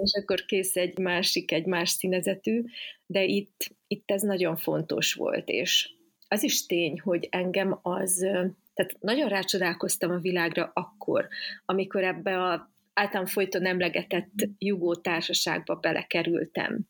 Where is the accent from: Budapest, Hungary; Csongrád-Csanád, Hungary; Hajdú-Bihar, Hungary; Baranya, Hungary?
Csongrád-Csanád, Hungary; Szeged; igaziból szegedi lány vagyok